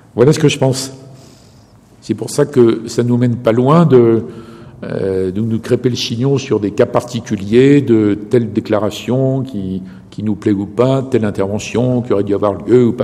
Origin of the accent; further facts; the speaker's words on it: France; en tant que Français